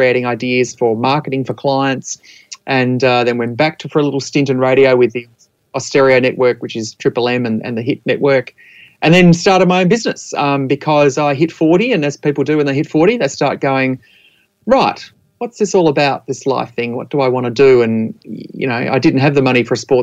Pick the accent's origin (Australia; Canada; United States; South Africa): Australia; Adelaide, South Australia; now in Mornington Peninsula, Australia; I'm in my mid-40s, and I grew up in Adelaide.